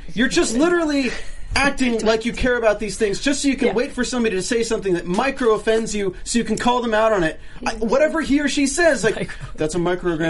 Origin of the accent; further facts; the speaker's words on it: North Carolina, United States; I'm from North Carolina. I live 10 minutes away from Duke campus